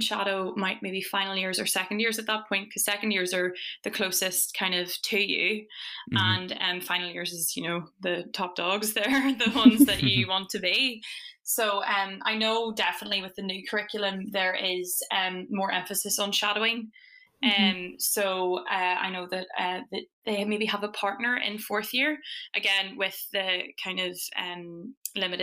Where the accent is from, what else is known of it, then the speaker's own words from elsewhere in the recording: Fermanagh, Northern Ireland, United Kingdom; moved away as an adult; now in Dundee, United Kingdom; I'm from Fermanagh in Northern Ireland